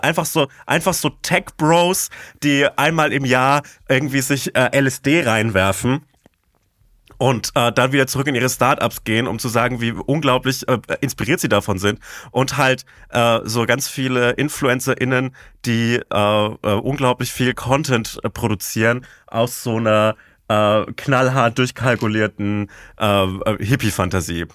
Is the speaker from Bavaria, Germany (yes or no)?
yes; Bavaria, Germany; Ich komme aus Bayern